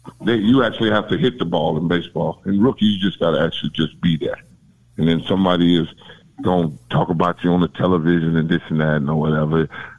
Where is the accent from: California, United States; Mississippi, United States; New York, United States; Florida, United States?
Florida, United States; I'm not from South Florida. I'm from Central Florida.